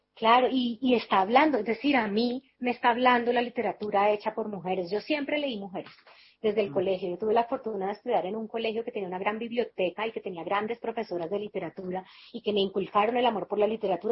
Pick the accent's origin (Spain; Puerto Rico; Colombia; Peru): Colombia; Cali, Valle del Cauca; also born or lived in Bogotá; yo estudié en Bogotá, pero yo soy de Cali